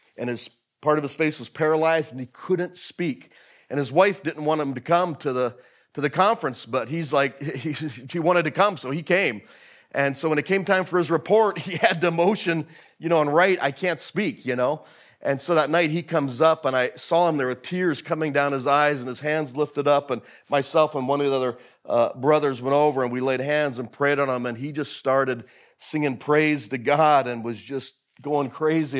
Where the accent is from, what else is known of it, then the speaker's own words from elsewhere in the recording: Willow, Alaska, United States; I grew up in Hatcher Pass, past North Star Bible Camp, on an old homestead up there